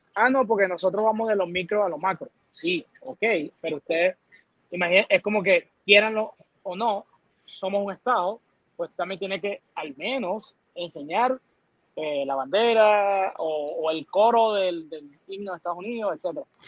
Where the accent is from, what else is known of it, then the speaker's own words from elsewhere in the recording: Venezuela; now in Puerto Rico; nací en Venezuela